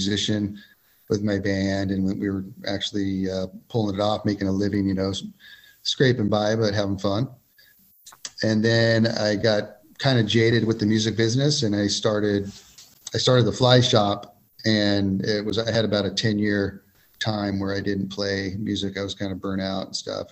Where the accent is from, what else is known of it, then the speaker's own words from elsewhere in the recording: Ventura, California, United States; now in Kernville, United States; I am native Californian, grew up in Ventura, California, surfer kid, and then kind of moved up to the Kernville area about 20 years ago.